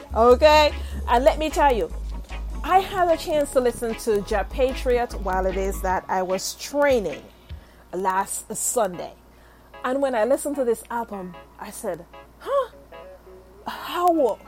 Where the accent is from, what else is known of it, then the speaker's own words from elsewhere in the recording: Jamaica; now in United States; I'm from Jamaica, had some very hard days. Not only in Jamaica, here in the U.S.